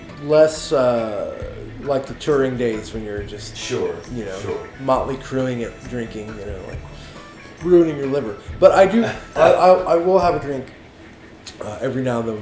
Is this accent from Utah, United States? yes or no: no; Texas, United States; now in Los Angeles, United States; I'm from Texas